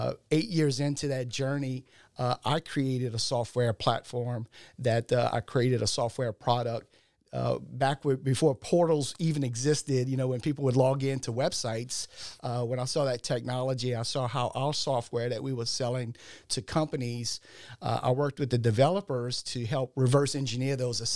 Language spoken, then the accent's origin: English; Louisiana, United States; Originally, I'm from the Ascension Parish, Assumption area, kind of like the Donaldsonville, Assumption Parish area, and went to school down there.